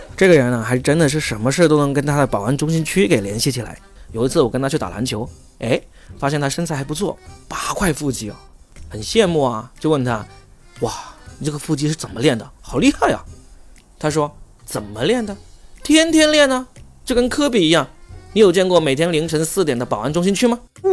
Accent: Shenzhen, Guangdong, China; moved away; also born or lived in Shanghai; 我是深圳人，但我在上海

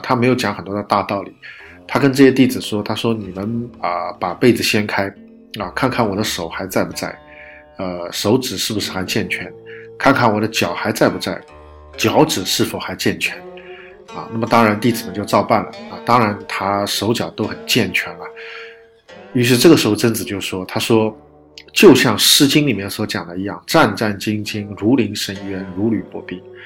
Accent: China; 我们中国人

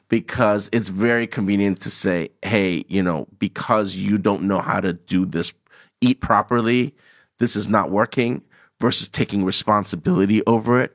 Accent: Hong Kong; born or raised there; moved away as an adult; also born or lived in Toronto, Canada

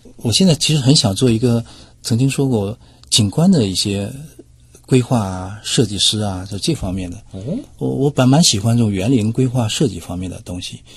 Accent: Shanghai, China; 我们上海市

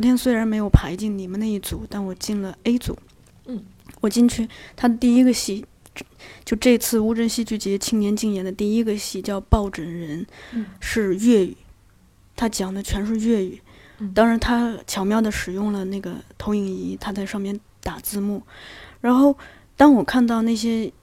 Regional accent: Datong, Shanxi, China; moved away; 我的老家大同有一个作家，本地的作家

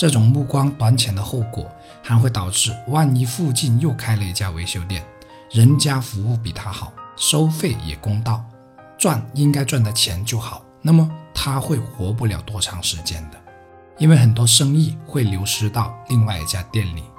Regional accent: Heyuan, Guangdong, China; 他母亲来河源，也就是我家乡所在的城市买菜时，是很开心的

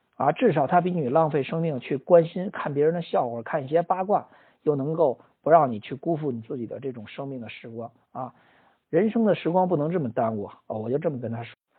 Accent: China; 我们中国人呢比较喜欢这种混沌一点儿的

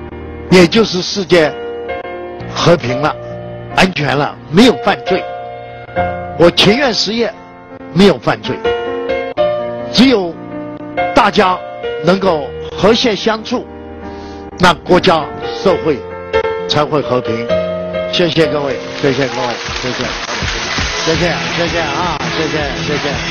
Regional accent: China; 我一生觉得很幸运，我是个中国人，我感到很光荣，我是一个中国人。我有一个中国梦，我们今天所有的人民，我们中国人，不管在国内在海外

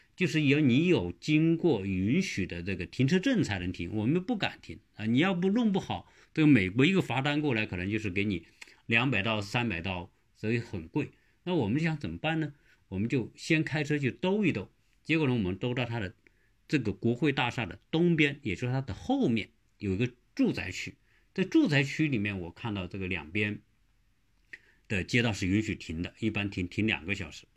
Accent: China; 我们中国人

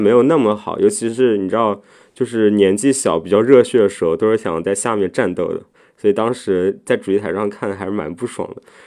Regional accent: China; 因为我中国人

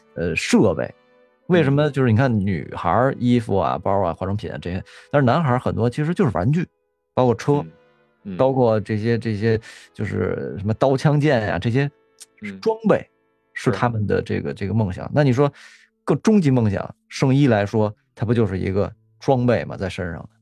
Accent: near the Summer Palace, Beijing, China; 我最小的时候，应该是我们家住颐和园边儿上

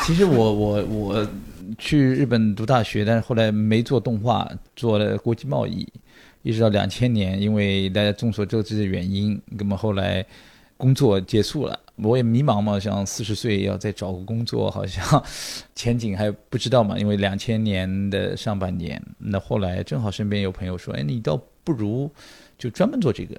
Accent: Shanghai, China; 我出生长大在那个学校附近一个叫恒山路的一条路上，花园洋房出生长大

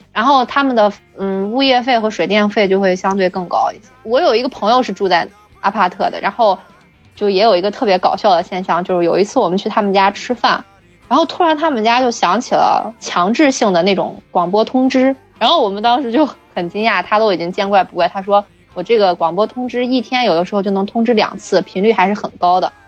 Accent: China; moved away as an adult; now in South Korea; 作为中国人来说，我就是觉得水果就要吃新鲜的

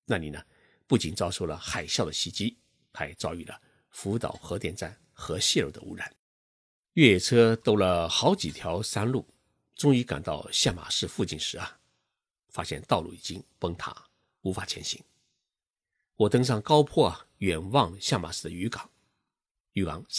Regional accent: China; now in Tokyo, Japan; 我们中国人看樱花，看的是一种热闹；

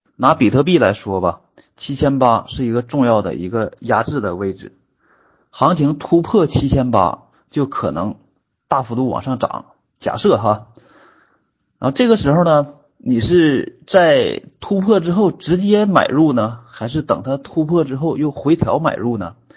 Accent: Northeast China, China; accent: Northeastern (Dongbei) dialect; 我们东北话

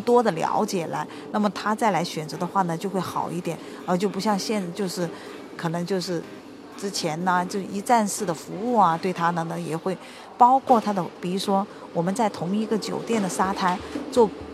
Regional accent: China; 我们中国人

